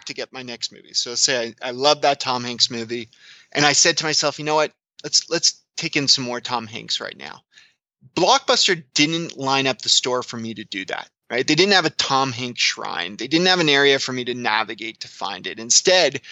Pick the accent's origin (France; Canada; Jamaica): Canada; I'm Canadian